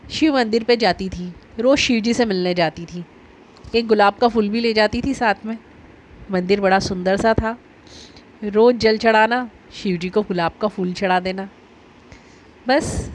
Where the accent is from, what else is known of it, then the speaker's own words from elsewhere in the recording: Ujjain, Madhya Pradesh, India; also born or lived in Omkareshwar; चूँकि मैं तो उज्जैन से हूँ महाकाल की नगरी से हूँ